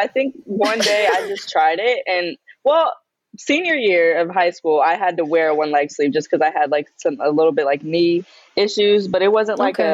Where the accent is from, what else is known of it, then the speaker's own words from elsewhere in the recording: San Antonio, Texas, United States; I'm from San Antonio